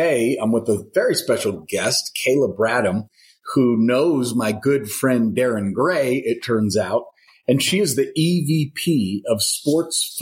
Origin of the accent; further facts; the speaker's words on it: Madison, Wisconsin, United States; I was born in Madison